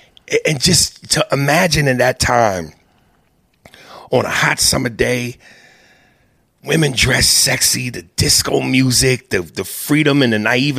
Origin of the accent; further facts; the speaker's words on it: New York, United States; now in Los Angeles, United States; I'm from New York, I live in L.A., and I've been to Miami, which is why it would be so hard for me to live in the Midwest.